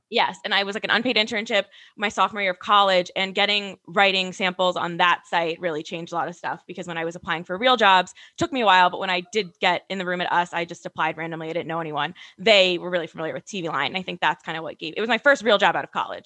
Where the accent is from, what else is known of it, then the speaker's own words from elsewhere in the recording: Westville, New Jersey, United States; also born or lived in Ohio; now in Hoboken, United States; I'm from Westville, New Jersey. I live in Hoboken, New Jersey